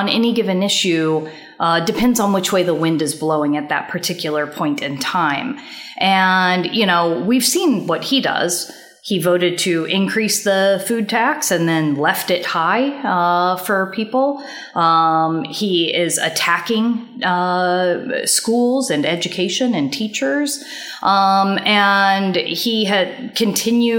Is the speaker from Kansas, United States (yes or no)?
yes; Kansas, United States; moved away; my home state